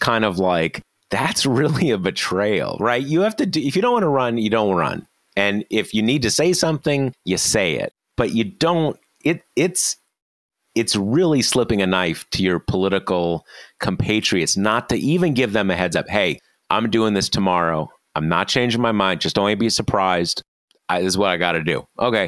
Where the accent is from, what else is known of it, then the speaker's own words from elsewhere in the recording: Missouri, United States; Missouri, my home state.